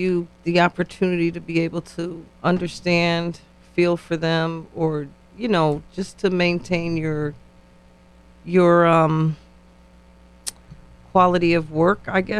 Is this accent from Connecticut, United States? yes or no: yes; New Haven, Connecticut, United States; Yes, I'm born and raised in New Haven as well.